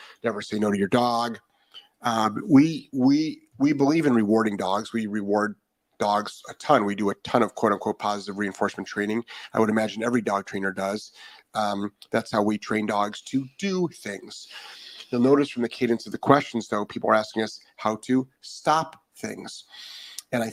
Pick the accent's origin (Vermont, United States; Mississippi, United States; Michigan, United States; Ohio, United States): Ohio, United States; now in Florida, United States; I'm originally from Ohio.